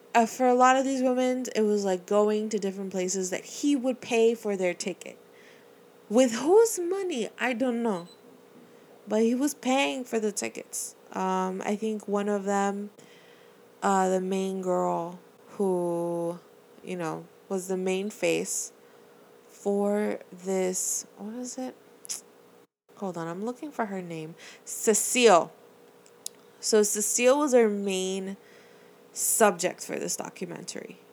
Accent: Miami, Florida, United States; I'm from Miami. I, born and raised

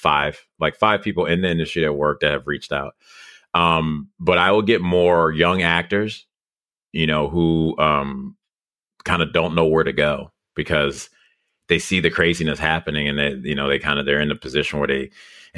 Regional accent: Evanston, Illinois, United States; moved away as an adult; also born or lived in New York / Liberia / Chicago; now in Los Angeles, United States; I grew up in Evanston, Illinois, which is right north of Chicago

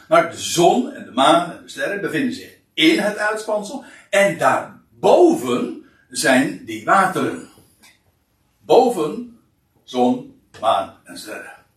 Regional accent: Katwijk, South Holland, Netherlands; dan is het einde der aarde Katwijk. Nou ja, dat zeg ik dan weer eventjes als een beetje meteen waar ik vandaan kom

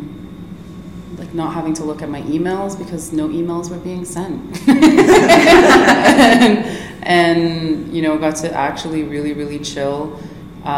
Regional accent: Kahnawake, Quebec, Canada; Mohawk from Kahnawake Mohawk Territory

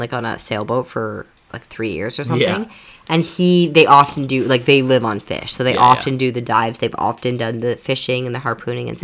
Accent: Canada; moved away; I grew up in Canada where we just jumped in a lake

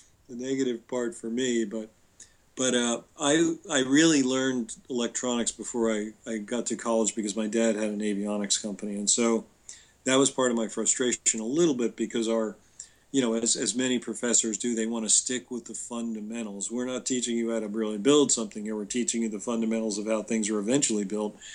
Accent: New Jersey, United States; I grew up in New Jersey

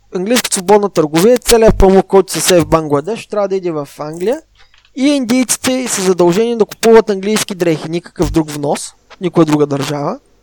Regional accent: Southern Bulgaria, Bulgaria; аз съм от Южна България

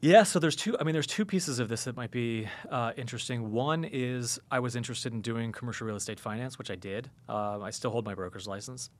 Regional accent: United States; the evangelicals that I grew up with in America

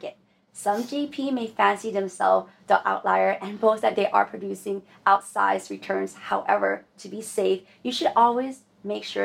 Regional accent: California, United States; we're native Californian?

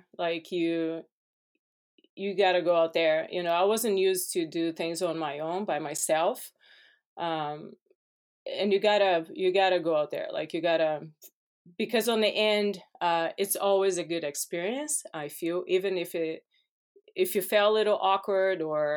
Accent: Brazil; English is a second language; moved away as an adult; now in United States; I grew up in Brazil

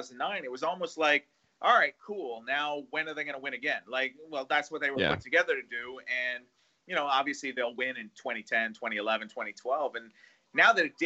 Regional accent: Rockland County, New York, United States; I grew up in Rockin County

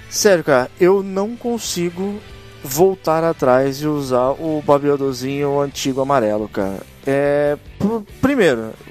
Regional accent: São Paulo, Brazil; pra quem não sabe, tanto eu quanto o Cris, nós somos da Baixada Santista, tá?

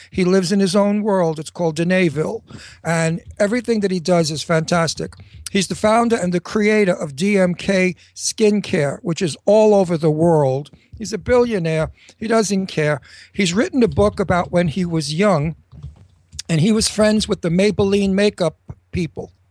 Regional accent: Kentucky, United States; I'm from Kentucky. Kentucky.

